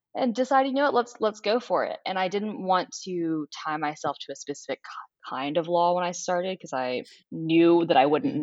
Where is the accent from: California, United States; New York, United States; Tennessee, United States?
Tennessee, United States; Nashville; moved away as an adult; now in New Orleans, United States; I am from Nashville, Tennessee originally.